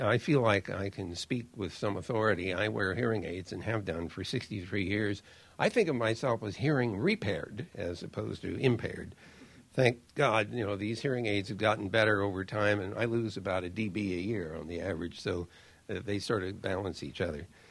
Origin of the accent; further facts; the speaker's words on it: United States; I'm an American